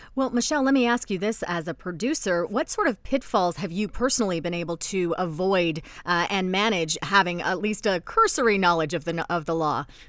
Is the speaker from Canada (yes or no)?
yes; Canada; also born or lived in Toronto / England; we're from Canada